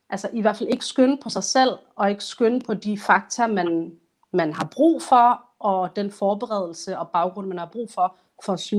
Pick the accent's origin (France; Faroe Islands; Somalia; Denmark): Somalia; jeg er kun somalier og mm. journalist